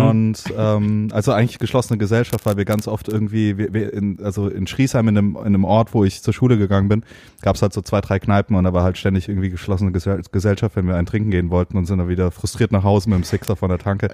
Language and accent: German; Heidelberg, Baden-Württemberg, Germany; ich komme aus Heidelberg, aus dem schönen, beschaulichen Heidelberg